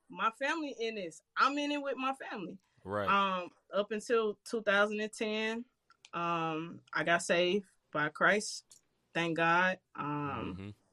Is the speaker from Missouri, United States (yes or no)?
yes; St. Louis, Missouri, United States; I grew up in Walnut Park, um, crazy neighborhood in St. Louis.